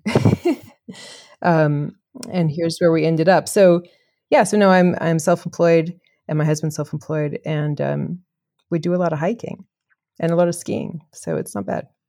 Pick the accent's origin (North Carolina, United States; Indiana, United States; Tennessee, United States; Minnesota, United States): North Carolina, United States; Chapel Hill; moved away as an adult; also born or lived in England / Kenya / Geneva, Switzerland; now in France; I'm from Chapel Hill, uh, North Carolina, originally born and raised, like, one place.